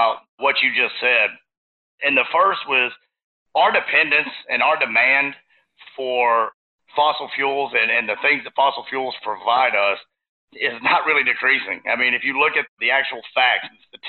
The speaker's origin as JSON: {"language": "English", "region": "Texas", "country": "United States", "tie": "born or raised there", "said": "I'm from Texas. And when you grow up in Texas"}